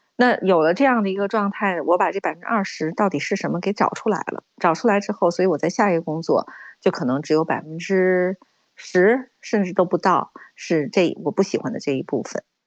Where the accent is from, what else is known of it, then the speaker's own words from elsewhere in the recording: China; 我们中国人的这种韧性是很强的